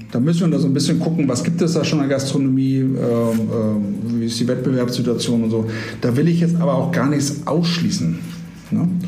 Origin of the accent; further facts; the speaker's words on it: Hamburg, Germany; Ja, du, Hamburg, äh, natürlich, also ich komme ja ursprünglich aus Hamburg.